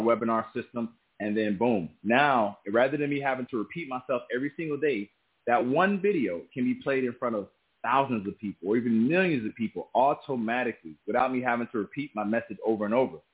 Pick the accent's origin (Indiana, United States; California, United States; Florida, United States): Florida, United States; South Miami; I'm originally from South Miami, Florida. And I was born to a single mother